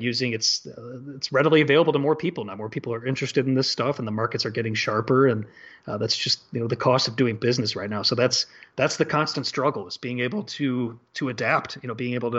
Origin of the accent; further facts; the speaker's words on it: Chicago, Illinois, United States; moved away; that young kid growing up in Chicago